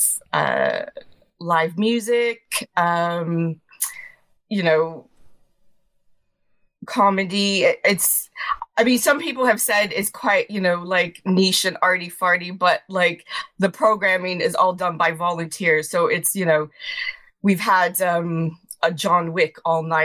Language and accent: English; Long Island, New York, United States; moved away as an adult; now in London, United Kingdom; I'm originally from Long Island